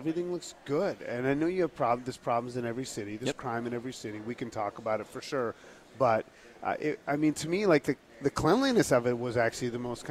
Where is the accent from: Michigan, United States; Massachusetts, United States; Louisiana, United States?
Massachusetts, United States; near Lynn; I grew up right near Lynn, Massachusetts, which has not had a rebound.